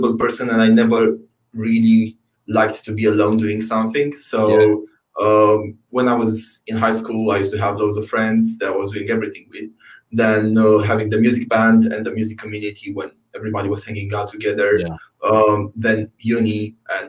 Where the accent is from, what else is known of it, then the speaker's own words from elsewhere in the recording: Romania; now in United Kingdom; my home country, Romania